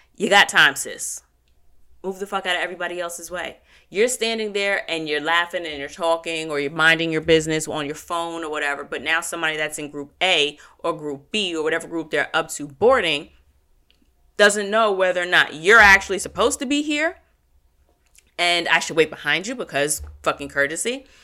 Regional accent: United States; as an American culture

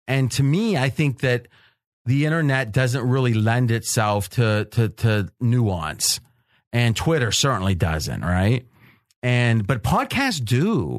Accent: Wisconsin, United States; It was like, that's my hometown, right? Even though I was mid 80s and graduated in 88.

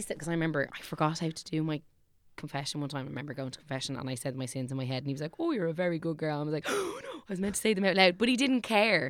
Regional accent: Dublin, Leinster, Ireland; I am from Clonsilla

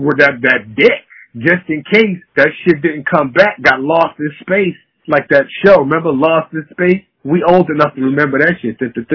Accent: New York City, New York, United States; we grew up in New York.

